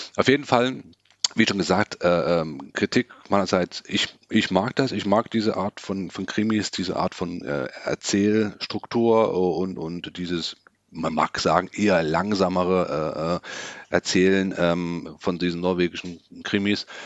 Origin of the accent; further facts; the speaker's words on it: Germany; bei uns in Deutschland